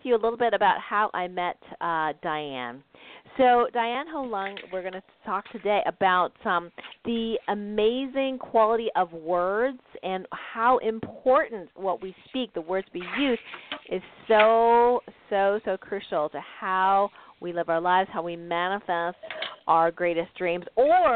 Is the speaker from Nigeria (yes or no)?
no; Canada; now in United States; I'm from Canada originally, and now I live in the States.